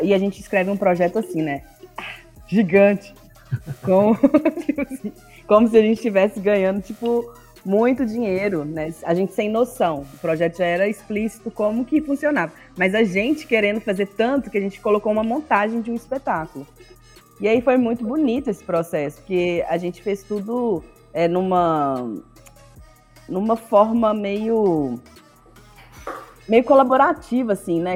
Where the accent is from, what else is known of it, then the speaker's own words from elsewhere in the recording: Governador Valadares, Minas Gerais, Brazil; Eu sou do leste de Minas, sou de Valadares. Hum. É, eu fui criada pela minha tia, né, que é irmã da minha mãe. É, eu, eu, fui criada numa ilha, é, que é um bairro